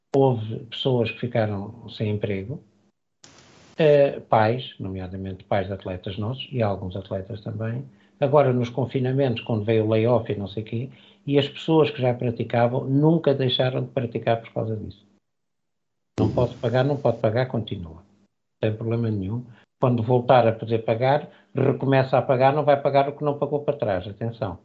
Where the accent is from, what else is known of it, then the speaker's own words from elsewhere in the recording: Lisbon, Portugal; moved away as an adult; now in Matosinhos, Portugal; nasci, em Lisboa, eh, vim viver para, para a zona do Grande Porto, palestra da Palmeira Matosinhos, eh, quando tinha 24 anos de idade.